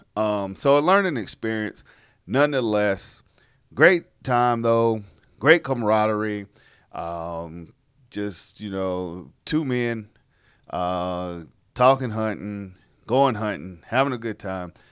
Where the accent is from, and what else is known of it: South Carolina, United States; born or raised there